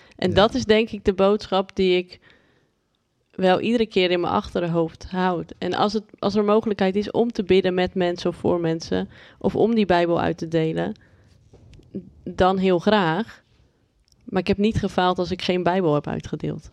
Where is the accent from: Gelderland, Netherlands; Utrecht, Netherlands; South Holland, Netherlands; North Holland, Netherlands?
South Holland, Netherlands; Haastrecht; now in Amsterdam, Netherlands; ik ben opgegroeid in Haastrecht. Daar hadden we meer, hebben we meer koeien dan mensen